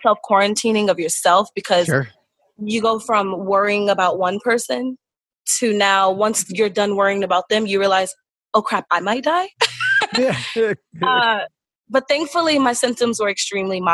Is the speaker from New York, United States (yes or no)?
yes; New York City, New York, United States; I'm from Brooklyn, originally born and raised